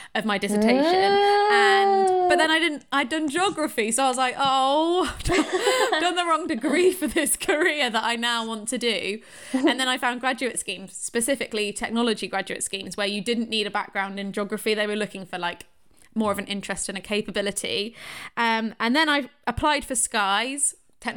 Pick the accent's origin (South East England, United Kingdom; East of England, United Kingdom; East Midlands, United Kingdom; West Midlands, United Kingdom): West Midlands, United Kingdom; Shrewsbury; I'm from Shrewsbury